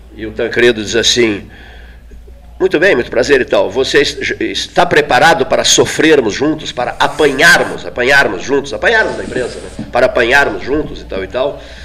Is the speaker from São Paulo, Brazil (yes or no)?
no; interior of southern Rio Grande do Sul, Brazil; eu sou do interior, do sul do Rio Grande.